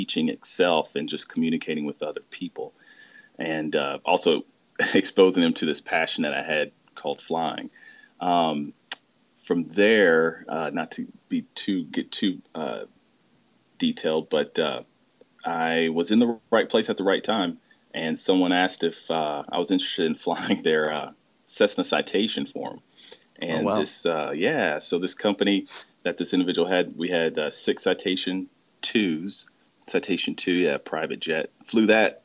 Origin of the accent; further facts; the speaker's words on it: Mobile, Alabama, United States; my hometown where I grew up is actually in Mobile, Alabama